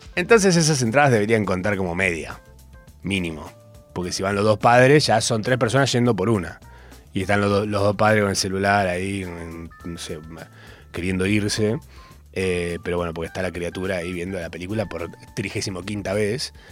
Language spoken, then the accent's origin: Spanish; Capilla del Monte, Córdoba, Argentina; now in Buenos Aires, Argentina; Yo soy de Córdoba